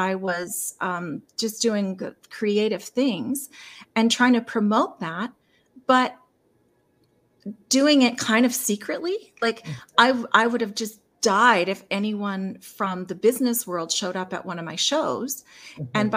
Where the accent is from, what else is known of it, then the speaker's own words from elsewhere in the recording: Lethbridge, Alberta, Canada; I'm in Lethbridge